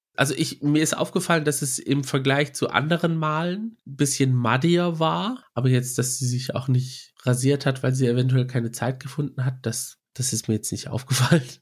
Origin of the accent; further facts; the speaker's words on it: Germany; Wir sagen zwar hier, wir sind Griechen hier in Deutschland, aber wenn man dann in Griechenland dann unterwegs ist und mit Family oder so redet, dann spürt man es schon, dass manche es einem fühlen lassen, dass man nicht zu hundert Prozent Grieche ist, weil man halt im Ausland aufgewachsen ist